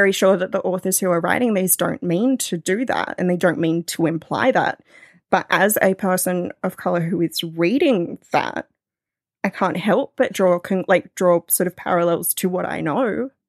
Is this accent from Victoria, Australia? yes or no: no; New South Wales, Australia; Oh, well, I live near the Royal National Park. So it's bushland that's right next to the ocean. My hometown is like right there. My parents still live there.